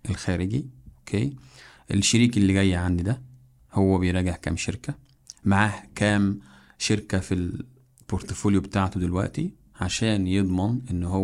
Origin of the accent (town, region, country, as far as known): Egypt